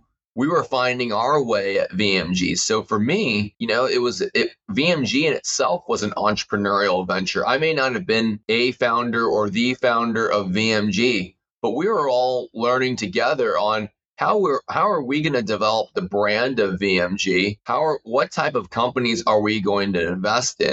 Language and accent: English; Houston, Texas, United States; now in Northern California, United States; I grew up in Houston, Texas to immigrant parents.